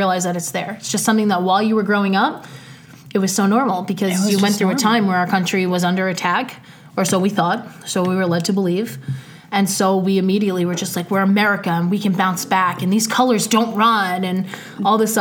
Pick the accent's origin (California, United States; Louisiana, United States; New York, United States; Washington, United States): New York, United States; New York City; my neighborhood in Queens